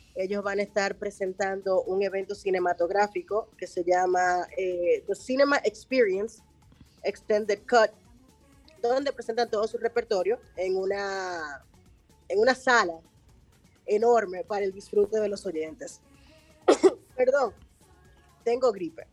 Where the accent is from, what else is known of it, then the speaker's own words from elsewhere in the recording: Dominican Republic; somos dominicanos